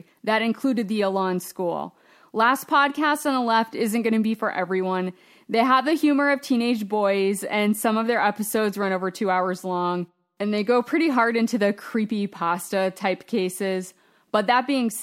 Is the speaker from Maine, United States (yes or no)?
yes; Maine, United States; my home state of Maine.